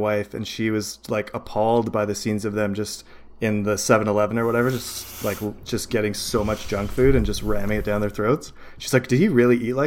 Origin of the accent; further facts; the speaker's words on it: Canada; I'm Canadian.